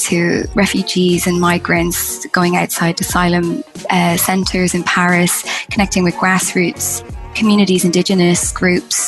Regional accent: Ireland; I'm originally from Ireland

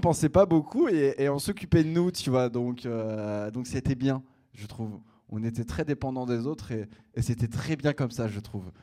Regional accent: Picardy, Hauts-de-France, France; de là d'où je viens, ça s'appelle la Picardie

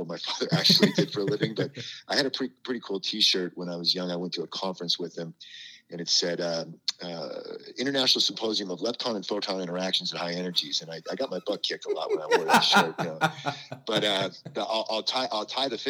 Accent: Northern California, United States; also born or lived in Wheaton, Illinois / Boston; I grew up in California

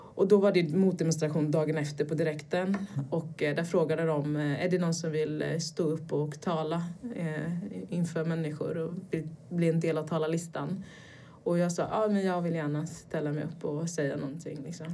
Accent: Gothenburg, Västra Götaland, Sweden; also born or lived in Brazil / United States; jag växte upp i Göteborg, eh, i en liten förort till Göteborg

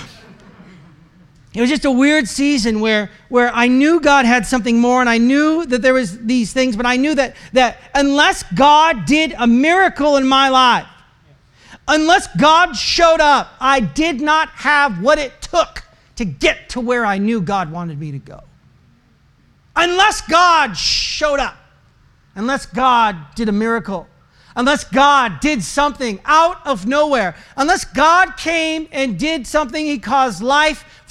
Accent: Portland, Oregon, United States; moved away as an adult; now in Calgary, Canada; I am from Portland, Oregon, and we wanted to move to Canada

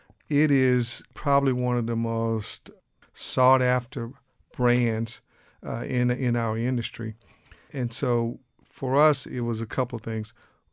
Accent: Biloxi, Mississippi, United States; moved away as an adult; now in Austin, United States; I grew up in Mississippi, down in Biloxi, and I moved to Texas in 1979 here in Austin. And I pretty much have been here in Austin since 1979.

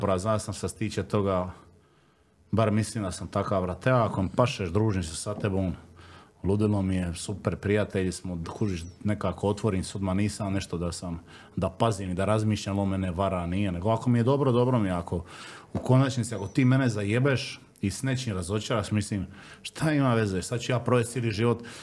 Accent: Solin, Split-Dalmatia County, Croatia; odrastanje u Splitu i Solinu, šta ja znam, ono, uvijek su gledali nas ko seljake, ko evo, on iz Kaštela i ono, mi iz Solina smo gledali na Kaštela ko selo

